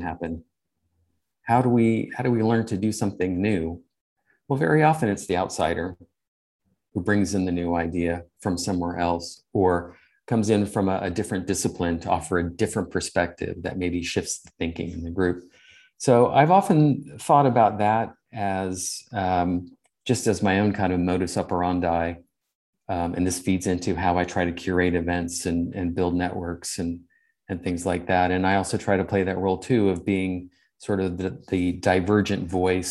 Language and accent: English; California, United States; moved away as an adult; now in England, United Kingdom; I'm from California